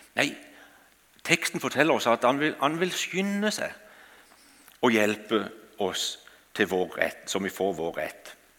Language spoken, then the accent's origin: Norwegian; Kristiansand, Agder, Norway; Jeg kommer fra Flekkerøya utenfor Kristiansand. Og eh, Der har jeg vokst opp, og der bor vi ikke lenger nå.